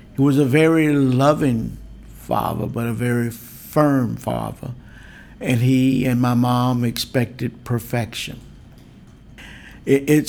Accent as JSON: {"language": "English", "region": "Deep South", "country": "United States", "tie": "born or raised there", "said": "I was just a typical 10-year-old growing up in the Deep South."}